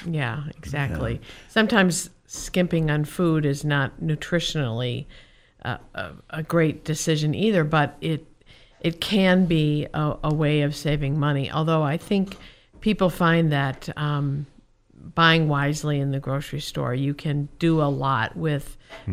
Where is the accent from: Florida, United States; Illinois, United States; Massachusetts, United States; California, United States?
Illinois, United States; Chicago; now in Whitefish, United States; I'm from Chicago